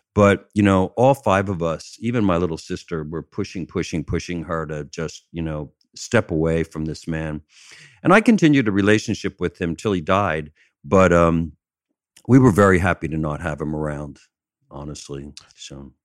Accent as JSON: {"language": "English", "town": "Chester", "region": "Pennsylvania", "country": "United States", "tie": "born or raised there", "moved": "yes", "said": "I'm from outside of Philadelphia. I'm down, down by, uh, Chester, Pennsylvania."}